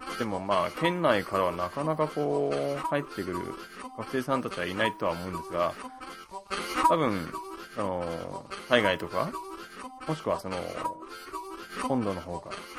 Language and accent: Japanese; Okinawa, Japan; now in Kanto, Japan; 地元 の沖縄